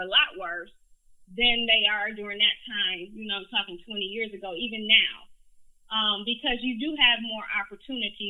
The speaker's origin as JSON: {"language": "English", "town": "Detroit", "region": "Michigan", "country": "United States", "tie": "born or raised there", "said": "I'm a West Sider, Detroit. I grew up West McNichols in Greenfield"}